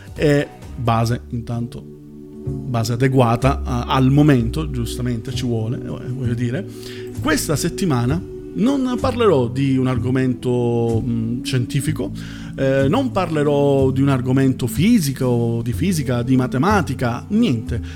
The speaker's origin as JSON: {"language": "Italian", "town": "Palermo", "region": "Sicily", "country": "Italy", "moved": "as an adult", "lives_now": "Emilia-Romagna, Italy", "said": "io sono terruncello, io vengo da, da Palermo"}